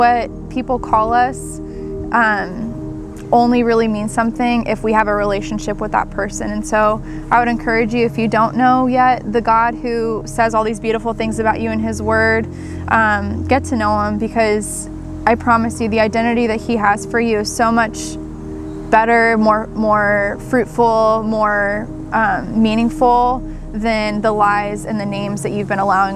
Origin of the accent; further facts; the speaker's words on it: Southern California, United States; growing up in Southern California